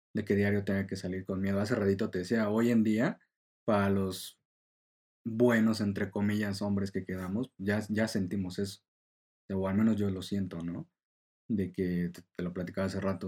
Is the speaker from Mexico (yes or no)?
yes; Mexico; como mexicanos